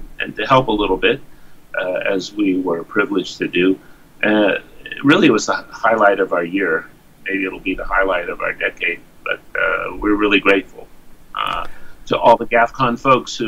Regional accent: United States; accent: American; moved away as an adult; now in Jerusalem, Israel; I come from the United States. I think everyone can hear that by my accent

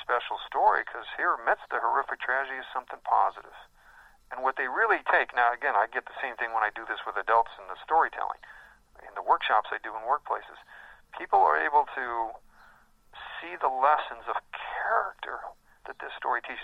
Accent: Chicago, Illinois, United States; I was raised in the Chicago area

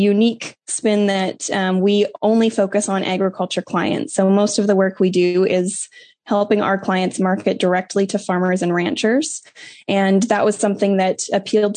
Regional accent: Southern Alberta, Canada; moved away as an adult; also born or lived in Oklahoma; now in United States; I am originally from Southern Alberta, Canada. My family had a grain farm and purebred Hereford cattle operation. So I spent a lot of time growing up heavily involved in junior Hereford events in 4-H.

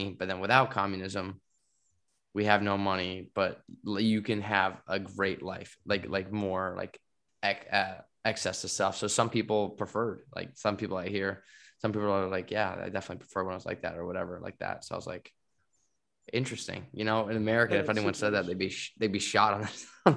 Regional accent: United States; moved away as an adult; I'm like the American

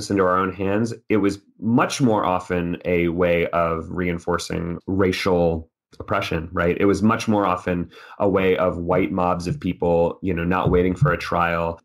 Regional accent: Texas, United States; growing up in Texas

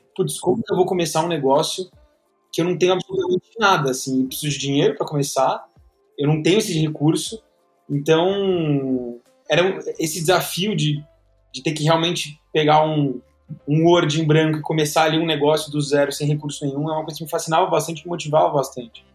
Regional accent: São Paulo, Brazil; Eu sou aqui de São Paulo, então nasci, cresci aqui em São Paulo

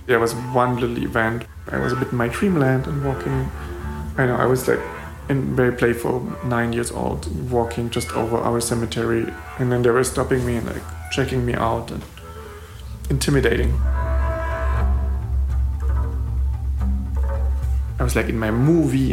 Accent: East Germany, Germany; we come from East Germany

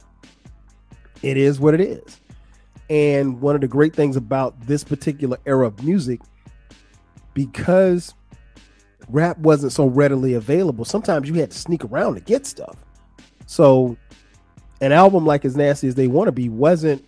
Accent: Florence, South Carolina, United States; the way we grew up in Florence, South Carolina

